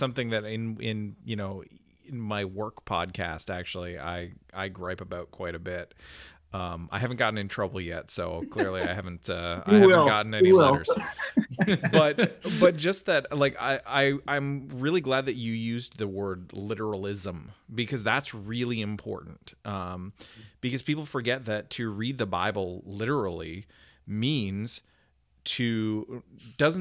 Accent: Canada; as a Canadian, both as a Canadian and as a person who came to faith as an adult

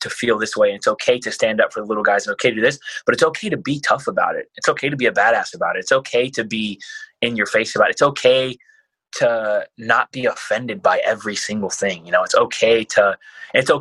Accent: United States; I grew up poor in America.

